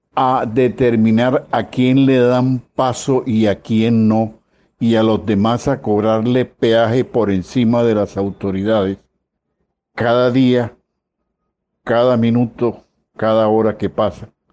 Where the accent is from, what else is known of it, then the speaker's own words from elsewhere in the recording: Colombia; como colombianos